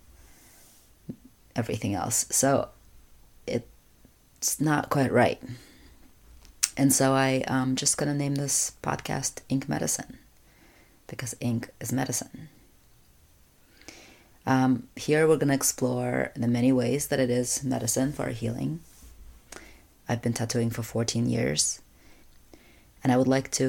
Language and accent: English; Russia; moved away; When I was growing up in Russia, I'm an only child